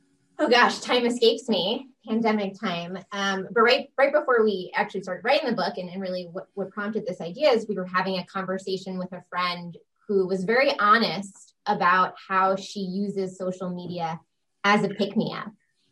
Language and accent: English; New York, United States; also born or lived in Boston area; now in Connecticut, United States; my story started in New York, and I was born and bred there.